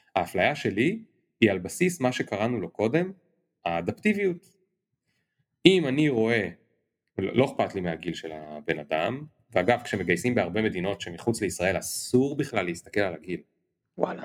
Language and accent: Hebrew; Kiryat Bialik, Haifa District, Israel; אני ילד מקריית ביאליק